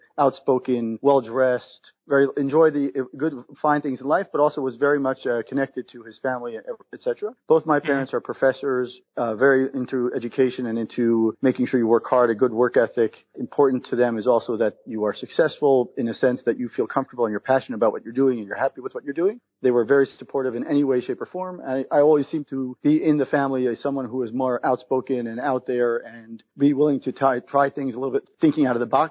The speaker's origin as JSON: {"language": "English", "region": "New York", "country": "United States", "tie": "born or raised there", "moved": "as an adult", "lives_now": "Israel", "said": "I was born and raised in New York."}